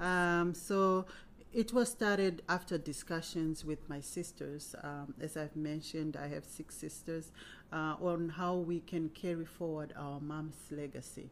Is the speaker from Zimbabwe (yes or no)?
yes; Zimbabwe; moved away as an adult; now in Cincinnati, United States; I was born in Zimbabwe and migrated to America in 1998. Um, moved to Cincinnati and have been here since then